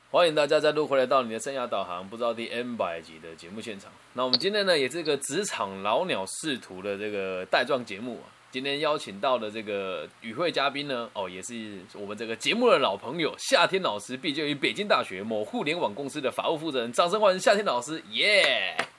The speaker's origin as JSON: {"language": "Chinese", "region": "Changhua County", "country": "Taiwan", "tie": "born or raised there", "said": "我现在在我的家乡彰化这边，我一栋透天大概七百万到八百万台币就可以买到"}